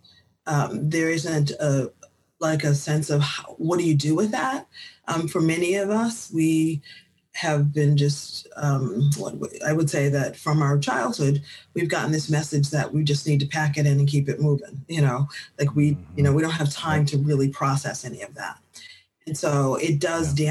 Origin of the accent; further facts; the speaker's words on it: Boston, Massachusetts, United States; moved away as an adult; also born or lived in South Africa; my experiences growing up in Boston, then transplanting to South Africa, returning to Boston in 2016